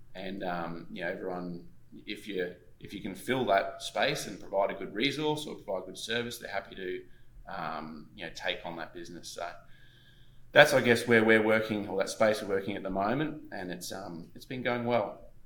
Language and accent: English; Gold Coast, Queensland, Australia; I grew up on the Gold Coast, Queensland, Australia